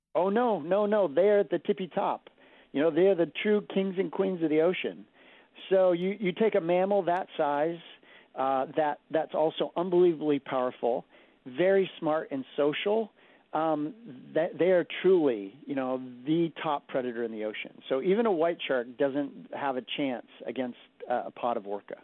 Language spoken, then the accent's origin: English; Martha's Vineyard, Massachusetts, United States; moved away; I grew up on Martha's Vineyard, and my whole time growing up there